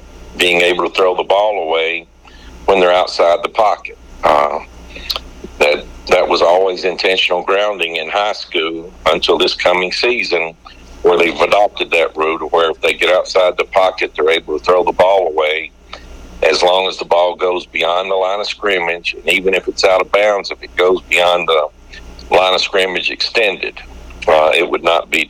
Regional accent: Guntersville, Alabama, United States; moved away as an adult; now in Jacksonville, United States; I grew up in Gunnersville, Alabama

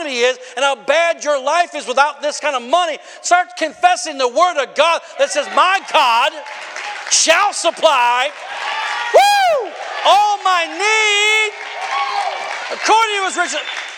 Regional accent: Wisconsin, United States; I come from Wisconsin

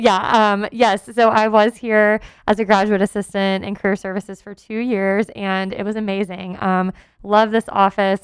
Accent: Texas, United States; moved away as an adult; I lived outside my home state of Texas

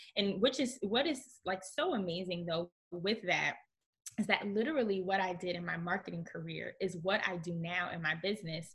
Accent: Newark, New Jersey, United States; I grew up in Newark, New Jersey

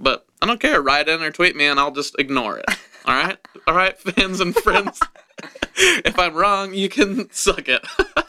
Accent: Wichita, Kansas, United States; No, I'm from Kansas, Wichita, Kansas.

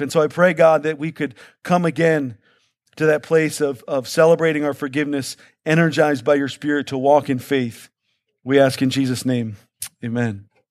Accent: Baltimore, Maryland, United States; I'm from Baltimore where, where heat and humidity are one and the same, right?

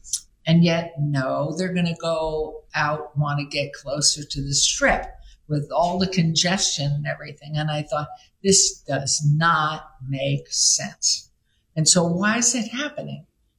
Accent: New York City, New York, United States; now in Las Vegas, United States; I grew up in New York City, I have, and I'm so young, I've lived in this town this year, 60 years.

